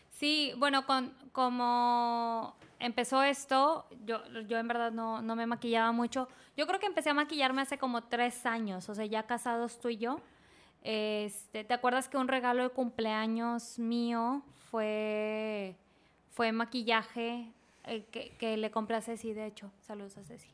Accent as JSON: {"language": "Spanish", "town": "Monterrey", "region": "Nuevo León", "country": "Mexico", "said": "nosotros somos de Monterrey"}